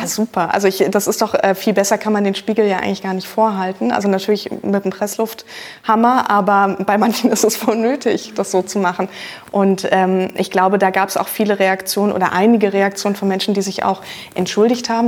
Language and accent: German; Berlin, Germany; ich bin in Berlin zur Schule gegangen, da hat man natürlich auch vieles einfach vor der Tür